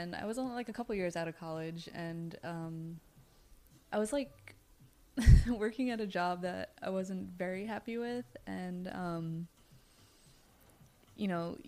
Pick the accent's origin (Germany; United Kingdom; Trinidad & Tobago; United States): Trinidad & Tobago; moved away; Growing up, I'm West Indian. I'm from Trinidad. And in Trinidad, we have healers. Like, I grew up with this type of work